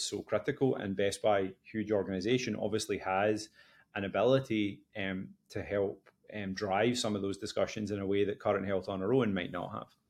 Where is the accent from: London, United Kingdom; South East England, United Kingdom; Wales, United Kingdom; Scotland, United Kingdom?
Scotland, United Kingdom; West Coast of; now in Boston, United States; I'm originally from the West Coast of Scotland, although now living in Boston.